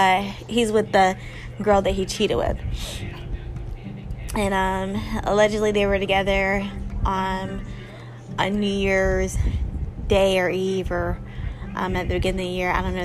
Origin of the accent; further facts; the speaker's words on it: Charlotte, North Carolina, United States; So, you know, all you guys, you know, I'm from Charlotte.